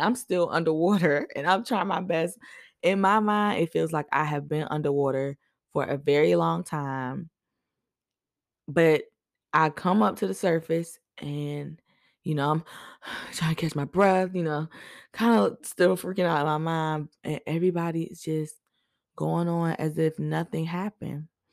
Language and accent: English; Boston, Massachusetts, United States; now in Virginia, United States; I was born in Boston, but I live in V